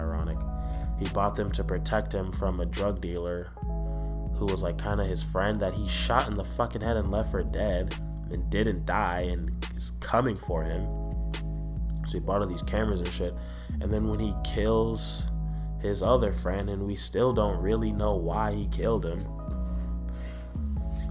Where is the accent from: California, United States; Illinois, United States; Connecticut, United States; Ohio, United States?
California, United States; Southern; I was born in Southern California